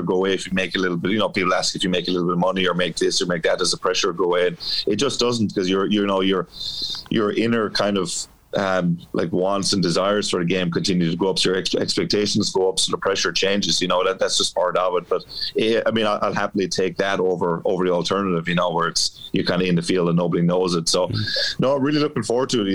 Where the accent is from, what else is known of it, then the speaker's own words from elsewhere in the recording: Dungarvan, Waterford, Munster, Ireland; moved away; I grew up just outside Dungarvan